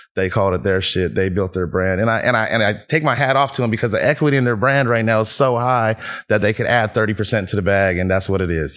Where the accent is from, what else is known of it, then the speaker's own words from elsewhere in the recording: Fairfield, California, United States; also born or lived in Vallejo / San Francisco; I was born in Vallejo, raised in Fairfield, moved to the city